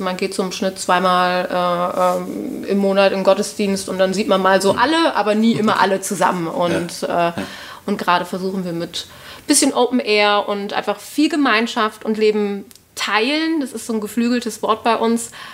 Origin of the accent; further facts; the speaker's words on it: Cologne, North Rhine-Westphalia, Germany; accent: Hochdeutsch; moved away as an adult; now in Vienna, Austria; Die haben sich dann in Köln kennengelernt. Ähm, also somit bin ich Kölnerin, aber ich spreche ja verhältnismäßig Hochdeutsch